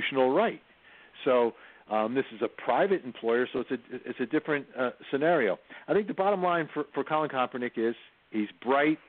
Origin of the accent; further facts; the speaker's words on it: New Jersey, United States; now in Atlanta, United States; I grew up in New Jersey, the home of the Giants and Jets